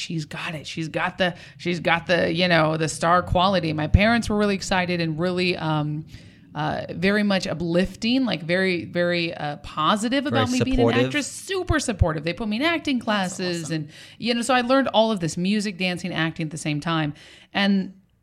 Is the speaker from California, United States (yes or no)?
yes; Southern California, United States; also born or lived in Orange County / New York; I was born in Orange County and then I was raised in Southern California, but I was also in New York at a young age, at 10 years old